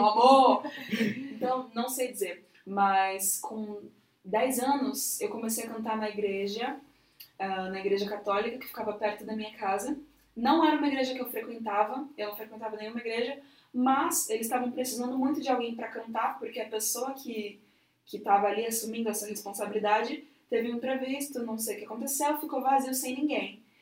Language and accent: Portuguese; São Paulo, Brazil; also born or lived in Jaraguá, São Paulo; Eu sou de Pirituba City. Mas atualmente estou morando no Jaraguá, que não é muito distante